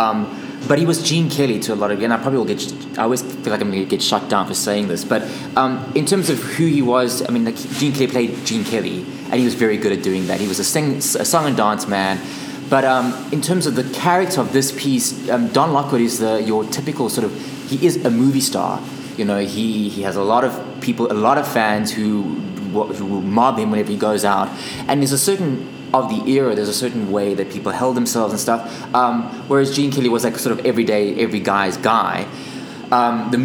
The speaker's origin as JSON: {"language": "English", "country": "South Africa", "said": "I'm from South Africa."}